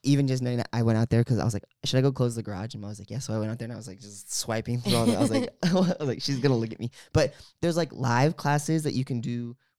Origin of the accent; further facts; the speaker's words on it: California, United States; because we're from the Bay. So it's San Francisco Giants colors.